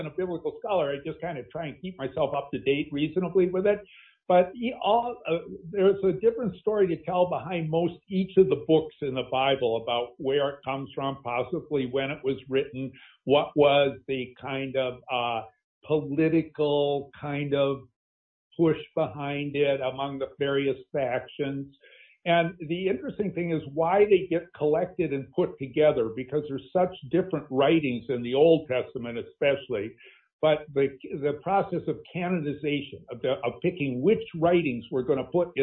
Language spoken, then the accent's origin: English; Green Bay, Wisconsin, United States; I grew up in Green Bay, Wisconsin, a largely Catholic town